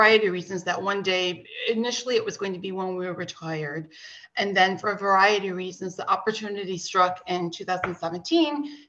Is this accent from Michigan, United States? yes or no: yes; Michigan, United States; moved away as an adult; also born or lived in San Francisco Bay Area, California; now in Germany; I was born and raised in Michigan, but I lived from the last thing I did in Michigan was my husband and I were married, and then we moved to California, the San Francisco Bay Area